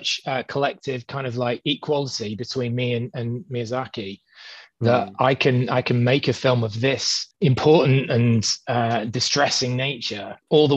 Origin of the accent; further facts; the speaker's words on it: United Kingdom; being British